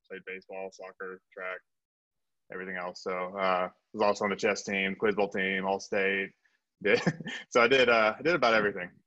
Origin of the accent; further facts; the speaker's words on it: South Korea; born there; also born or lived in Texas / Japan; I was a military brat. So I was, I was born in Korea, uh, had a little stint in Texas, Japan, um, spent a summer abroad in Europe. Uh, but so kind of all over the world.